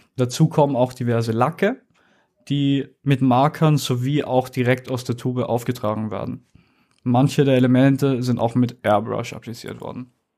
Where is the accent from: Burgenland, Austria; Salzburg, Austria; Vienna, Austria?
Vienna, Austria; Ich bin in Wien geboren, ich bin 22 Jahre alt